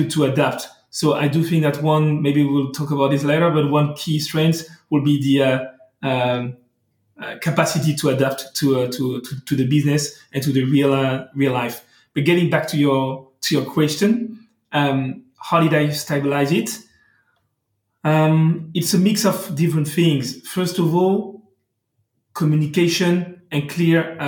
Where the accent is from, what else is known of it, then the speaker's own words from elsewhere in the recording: France; accent: French; English is a second language; I'm talking English, as you can hear, but with a beautiful French accent. So I'm not bilingual.